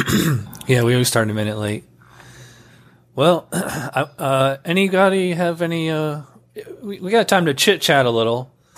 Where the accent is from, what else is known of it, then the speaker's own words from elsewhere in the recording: New York, United States; now in Florida, United States; You know, that's funny because I'm originally from New York, and I remember that when I moved to Florida, it's really weird.